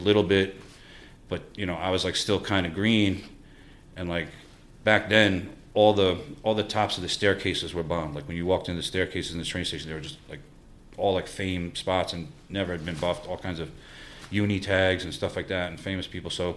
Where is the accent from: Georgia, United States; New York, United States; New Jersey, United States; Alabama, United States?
New York, United States; New York City; I grew up in Forest Hills